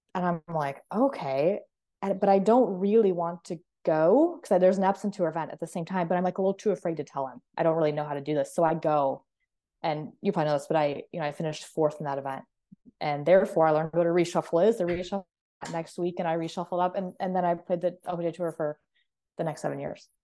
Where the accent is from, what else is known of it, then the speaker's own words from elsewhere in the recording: Clark, South Dakota, United States; moved away; I grew up in Clark, South Dakota, which is a population of twelve hundred people